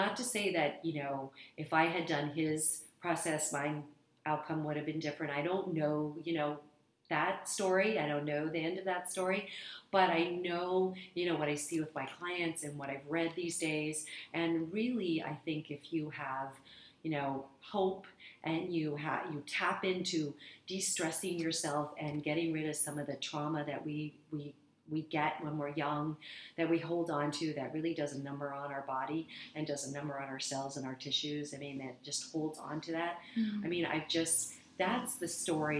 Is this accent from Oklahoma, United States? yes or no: no; Arizona, United States; now in Los Angeles, United States; I come from Arizona originally